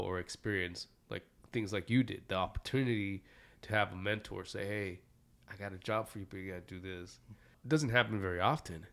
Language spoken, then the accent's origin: English; Santa Ana, California, United States; me growing up in Santa Ana